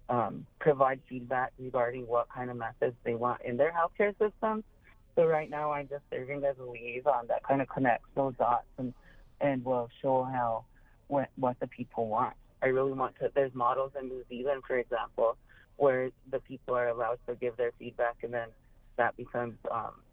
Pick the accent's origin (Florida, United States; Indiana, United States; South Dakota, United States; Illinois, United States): South Dakota, United States; Pine Ridge Reservation; I grew up on the Pioneer Reservation and around the Lakota practices